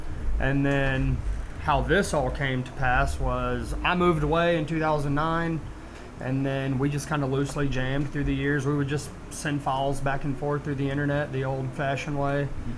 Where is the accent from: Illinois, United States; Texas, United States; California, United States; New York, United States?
Texas, United States; Fort Worth; moved away; also born or lived in Waco; I'm originally from Fort Worth near the Stockyards